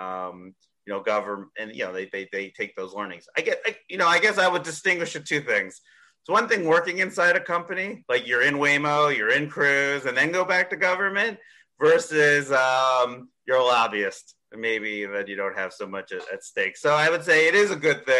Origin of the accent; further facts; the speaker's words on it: Canada; moved away; I'm originally from Canada